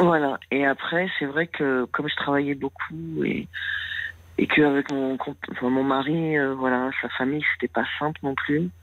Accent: Paris, Île-de-France, France; moved away as an adult; Je viens de Paris où j'ai vécu 46 ans

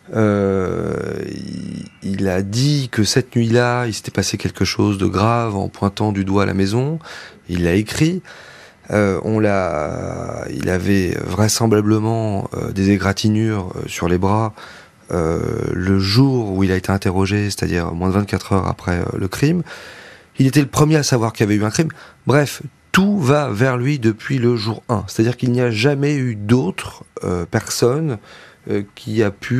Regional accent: Lozère, Occitania, France; nous on est une famille de victimes, on vient de la Lozère

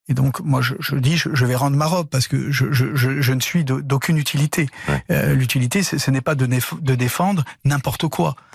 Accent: Corsica, France; creuser mon sillon par rapport à, ma corsité, à ma corsitude

